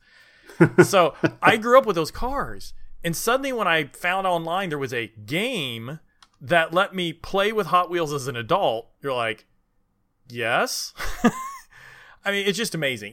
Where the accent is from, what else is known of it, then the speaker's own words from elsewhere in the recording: Indiana, United States; I grew up in Indiana